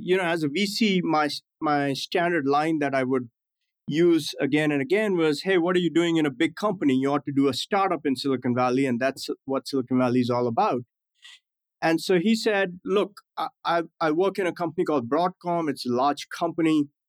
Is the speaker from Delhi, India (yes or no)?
yes; New Delhi, Delhi, India; moved away as an adult; also born or lived in Gujarat, India / Himachal Pradesh, India / New York City, United States; now in United States; growing up in India